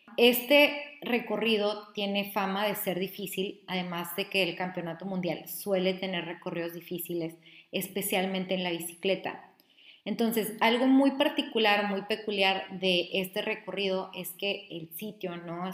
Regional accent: Ciudad Juárez, Chihuahua, Mexico; soy de Ciudad Juárez, estoy un poco acostumbrada a que el clima es así

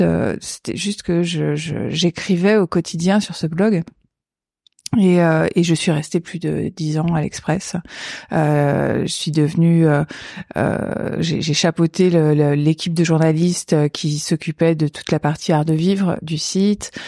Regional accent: Paris region, Île-de-France, France; je suis née en 1976 à Paris. J'ai grandi en région parisienne

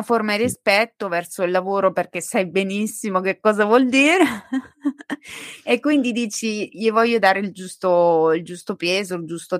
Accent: Montegiorgio, Italy; sono cresciuta a Monte Giorgio, dove c'è la statua di Salvo d'Acquisto

